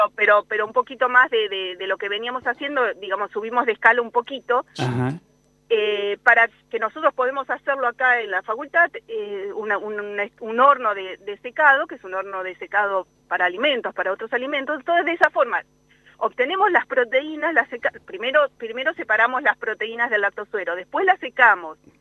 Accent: Buenos Aires, Argentina; moved away as an adult; now in La Pampa, Argentina; yo soy de Buenos Aires, hice mi doctorado allá

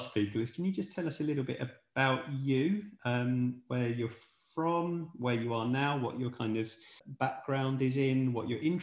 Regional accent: England, United Kingdom; moved away as an adult; now in Sweden; me living in Sweden, I'm obviously English

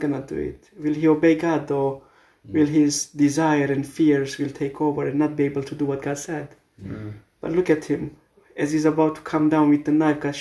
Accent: Romania; moved away; churches back from where I come from Romania

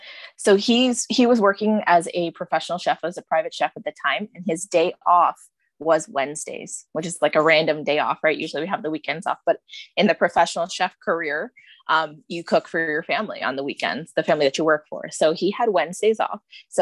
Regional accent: India; I'm Indian. I grew up in a traditional Indian Tamil household.

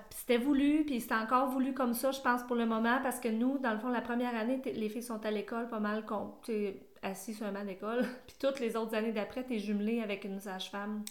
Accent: Sherbrooke, Quebec, Canada; je viens de Sherbrooke

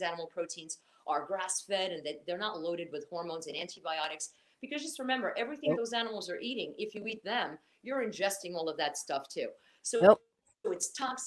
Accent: Portugal; moved away; I was raised in the Mediterranean. You know, I'm Portuguese

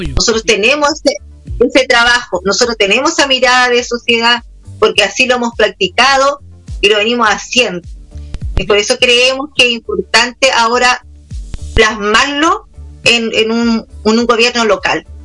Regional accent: Villa Alemana, Valparaíso, Chile; yo soy de acá, de Vía Alemana

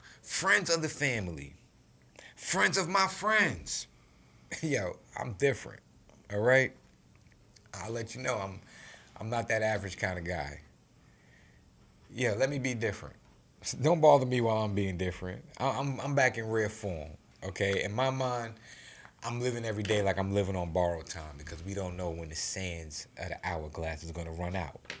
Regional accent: New York City, New York, United States; I grew up in New York City, you know what I'm saying, born in the 80s, raised in the 90s

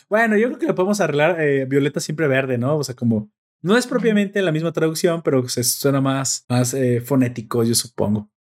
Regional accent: Mexico

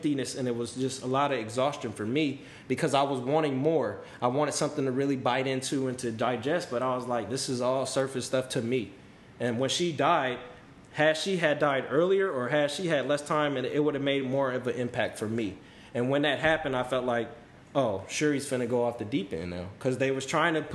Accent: California, United States; I am from California

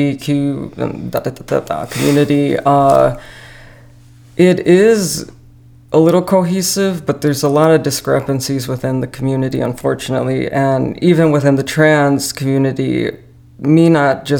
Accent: Elgin, Illinois, United States; I am originally from Elgin

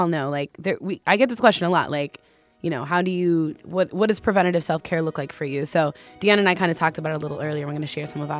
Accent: Minneapolis, Minnesota, United States; And so I kind of spontaneously decided to go home. I'm from Minneapolis. And I decided to go home and just, like, unplug.

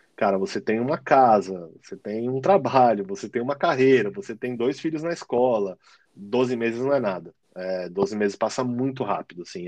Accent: São Paulo, Brazil; moved away as an adult; now in Australia; Eu sou de São Paulo, né? A gente é de São Paulo

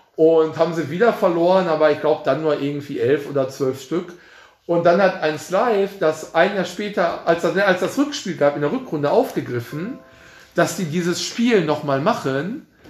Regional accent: Mehrhoog, North Rhine-Westphalia, Germany; ich bin in Meerhoek dann groß geworden

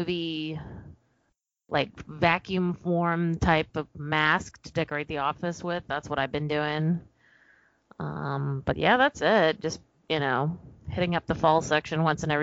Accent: Texas, United States; I'm from Texas

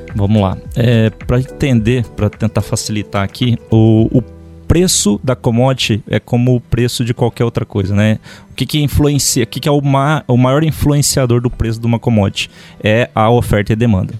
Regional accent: Dourados, Mato Grosso do Sul, Brazil; moved away as an adult; also born or lived in Sapezal, Mato Grosso; sou natural de Dourados, Mato Grosso do Sul

